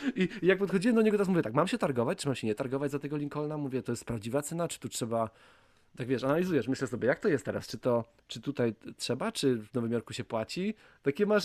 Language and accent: Polish; Łódź Voivodeship, Poland; ja też jestem z Łódzkiego